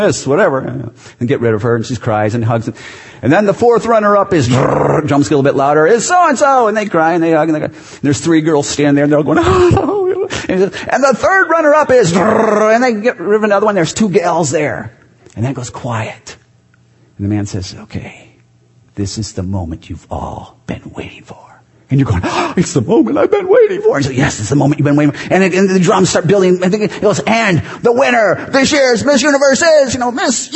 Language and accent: English; Chicago, Illinois, United States; moved away as an adult; now in Green Bay, United States; I was from Chicago